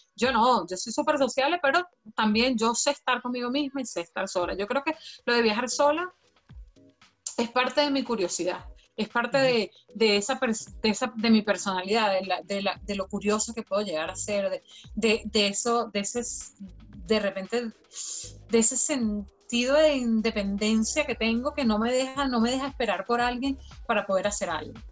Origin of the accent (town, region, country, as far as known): Venezuela; moved away as an adult; now in Ireland